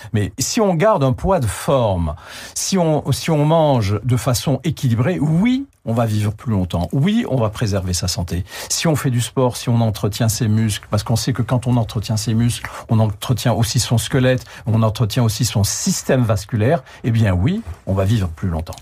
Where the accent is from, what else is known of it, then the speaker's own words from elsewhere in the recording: Algeria; moved away; Moi, j'étais en Algérie, je suis né en Algérie.